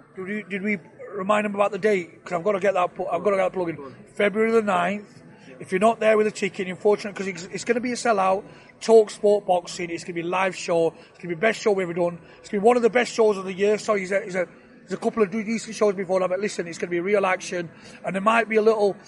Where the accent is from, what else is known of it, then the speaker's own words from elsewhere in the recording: Sheffield, Yorkshire and the Humber, United Kingdom; I were born up in Sheffield, very proud of my roots. I've been in Sheffield